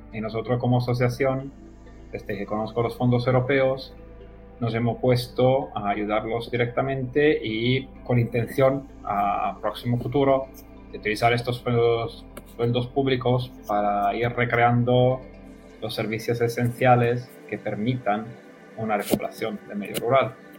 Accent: Italy; Spanish is a second language; moved away as an adult; also born or lived in Spain; no soy español ni latinoamericano, o por ahí, soy de, Italia. Eh, he vivido cinco años en España

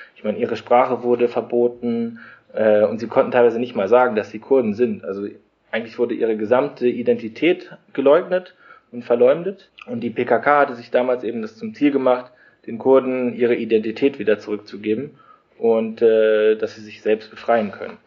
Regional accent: Germany; moved away; wir kommen halt irgendwie aus Deutschland

